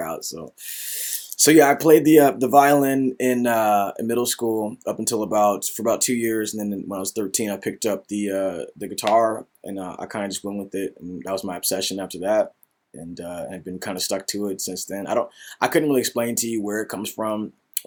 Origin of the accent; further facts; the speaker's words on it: Seattle, Washington, United States; I was born and raised in Seattle and I went to church every Sunday